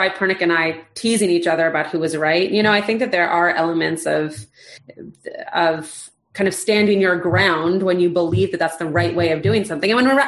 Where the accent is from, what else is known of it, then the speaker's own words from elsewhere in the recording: Los Angeles, California, United States; also born or lived in Bedford, Indiana; growing up in Los Angeles, in a predominantly Jewish bubble